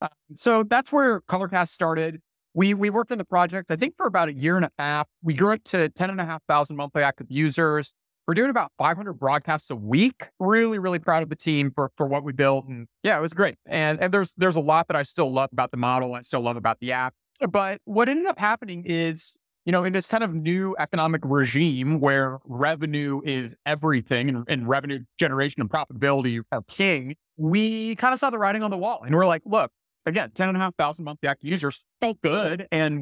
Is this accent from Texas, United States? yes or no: yes; Dallas, Texas, United States; also born or lived in Mississippi / Washington, D.C.; co-founder and CEO of Outlier. I'm from the Dallas, Texas area. I grew up there, did my undergrad at the University of Mississippi, graduated in 2013, spent a few years in DC